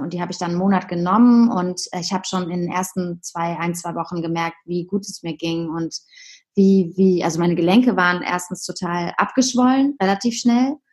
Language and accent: German; Heidelberg, Baden-Württemberg, Germany; moved away as an adult; also born or lived in Hamburg; now in Berlin, Germany; ich komme ursprünglich aus Heidelberg